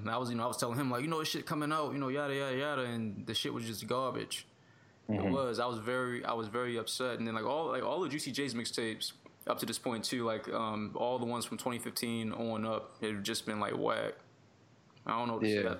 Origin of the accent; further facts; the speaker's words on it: Baltimore, Maryland, United States; we're from Baltimore